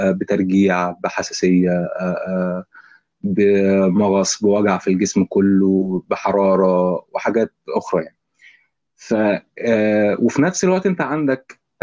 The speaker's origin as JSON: {"language": "Arabic", "country": "Egypt", "said": "عندنا في مصر"}